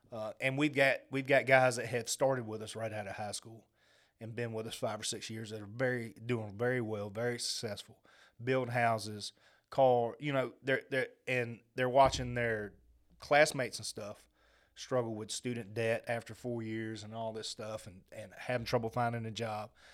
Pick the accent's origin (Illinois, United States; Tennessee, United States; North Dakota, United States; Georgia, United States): Georgia, United States; Augusta; Growing up in Augusta, I grew up around military families my whole life